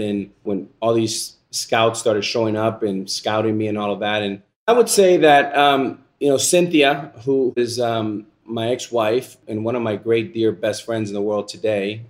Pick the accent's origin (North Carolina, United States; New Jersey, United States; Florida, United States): Florida, United States; Miami; the Boys and Girls Club, where I entered as a nine-year-old boy here in Miami